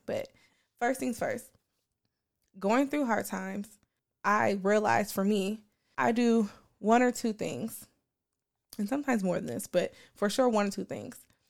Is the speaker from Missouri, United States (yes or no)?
no; Portland, Oregon, United States; growing up on Eleven and Free Month, in Portland, Oregon